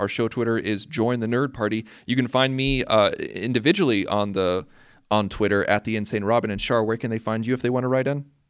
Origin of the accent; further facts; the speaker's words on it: Urbana, Illinois, United States; I'm from Urbana, Illinois, in the United States